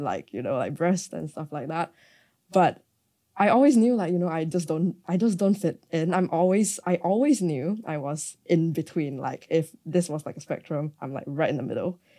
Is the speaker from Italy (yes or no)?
no; Malaysia; growing up in Malaysia